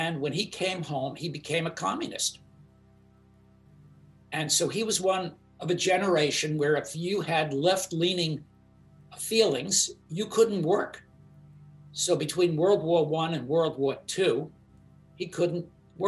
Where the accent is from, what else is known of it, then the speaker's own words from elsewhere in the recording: New York City, New York, United States; I grew up in Brooklyn